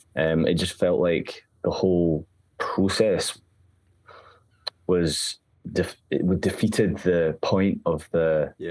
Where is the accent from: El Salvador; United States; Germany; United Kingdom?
United Kingdom; Glasgow, Scotland; I've spent most of my life in Glasgow. I think I've, I've been in the south side for just about five years, four and a half. Yeah. Um, and, you know, I grew up in the West End